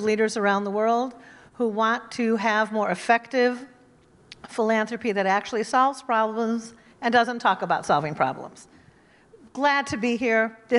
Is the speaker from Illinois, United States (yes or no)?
yes; Skokie, Illinois, United States; moved away; also born or lived in Wisconsin / Israel; I'm from Skokie, Illinois, then to Wisconsin, then to Israel.